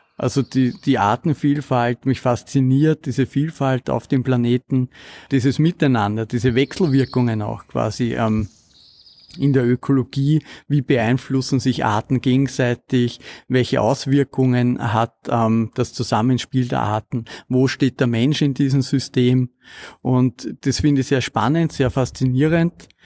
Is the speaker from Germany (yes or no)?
no; Kamptal, Lower Austria, Austria; Ich bin aufgewachsen im Kammtal ähm, in Niederösterreich.